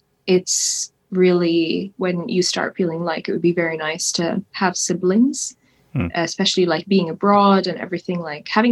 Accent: Kuwait; moved away as an adult; also born or lived in United States / London, United Kingdom; I was born there, raised there. I lived in Kuwait for 18 years

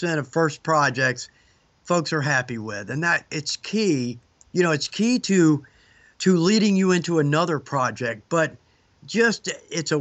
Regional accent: Atlanta, Georgia, United States; accent: southern; I was born in Atlanta, moved back here

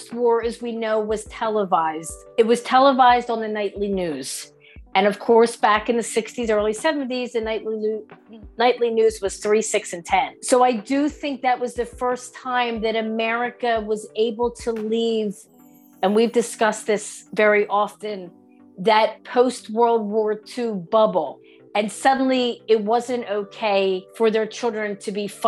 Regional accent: United States; as an American

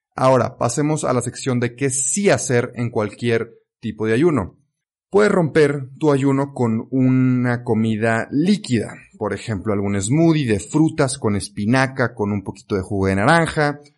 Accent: Mexico; also born or lived in Belgium; aquí en México, en mi país natal

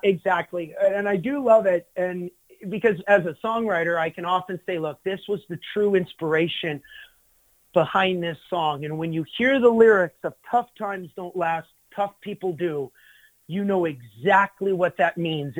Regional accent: Glendon, Alberta, Canada; in my hometown

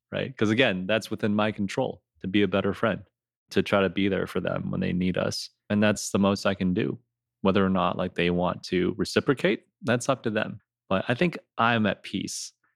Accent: Rochester, United States; growing up in Rochester, we definitely had a smaller Asian population.

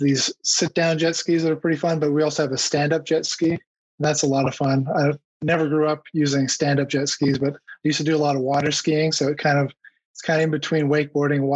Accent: Canada; also born or lived in Newport Beach, California; now in Clearwater Beach, United States; Canada where I grew up

